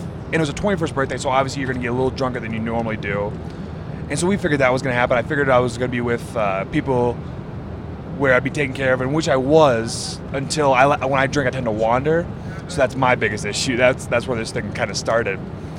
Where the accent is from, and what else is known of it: Wisconsin, United States